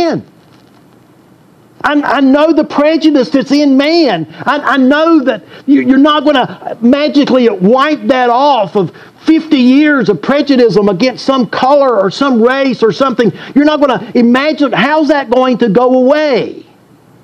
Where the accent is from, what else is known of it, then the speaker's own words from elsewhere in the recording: Deep South, United States; I grew up in the Deep South.